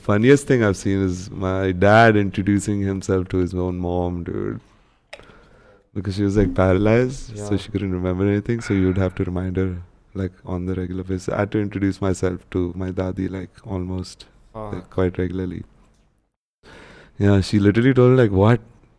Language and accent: English; Jeddah, Makkah Province, Saudi Arabia; So in where I grew up in Jeddah, it's like not so bad. It's actually pretty decently priced.